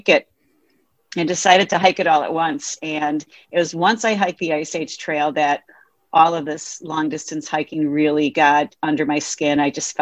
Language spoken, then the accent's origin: English; Wisconsin, United States; in Wisconsin, my home state